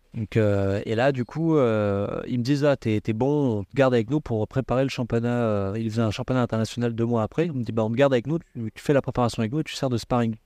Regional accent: Valbonne, Provence-Alpes-Côte d'Azur, France; moved away as an adult; also born or lived in Cannes / Le Cannet-Rocheville; j'ai une jeunesse à Valbonne

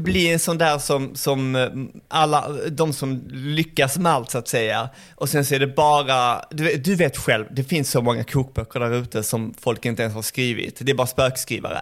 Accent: Malmö, Skåne, Sweden; Jag kommer ju från Malmö

